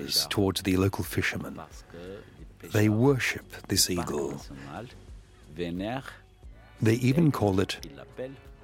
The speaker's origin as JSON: {"language": "English", "town": "Fez", "region": "Fès-Meknès", "country": "Morocco", "tie": "born or raised there", "also_born_or_lived": "Al Hoceima, Morocco", "moved": "as an adult", "said": "I was born in Fez, but discovered Al Hosseima National Park in 1987, when I was posted as an earth life science professor"}